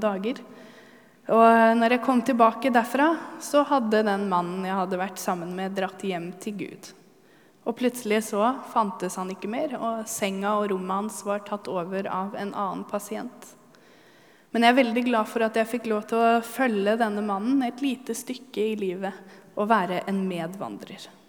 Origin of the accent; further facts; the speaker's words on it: Halden, Østfold, Norway; moved away; jeg kommer fra Halden